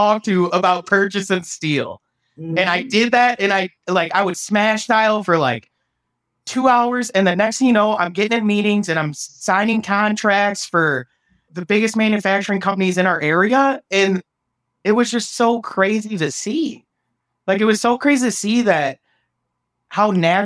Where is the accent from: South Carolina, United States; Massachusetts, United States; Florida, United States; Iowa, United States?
Iowa, United States; small town; moved away as an adult; now in Austin, United States; it was very hard to make that leap out of my hometown